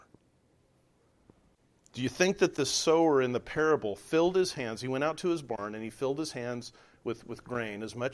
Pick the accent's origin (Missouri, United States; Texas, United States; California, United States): California, United States; Southern; moved away; I'm from Southern California